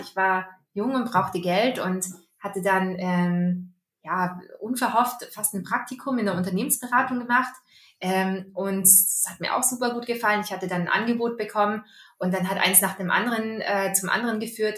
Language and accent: German; Austria; accent: Austrian; bin gebürtige Österreicherin, äh, bin da aufgewachsen und auch zur Schule gegangen, habe da studiert.